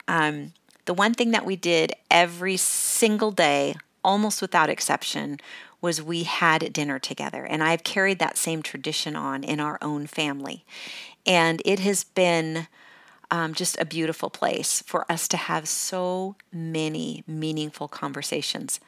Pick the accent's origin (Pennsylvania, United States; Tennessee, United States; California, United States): California, United States; moved away as an adult; also born or lived in Washington State; I, I was born in Washington State, Um, but I grew up pretty much in California